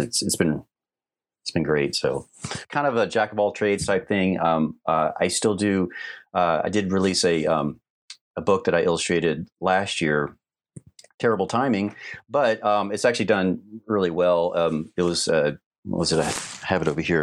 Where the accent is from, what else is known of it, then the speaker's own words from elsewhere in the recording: Atlanta, Georgia, United States; I grew up in Atlanta area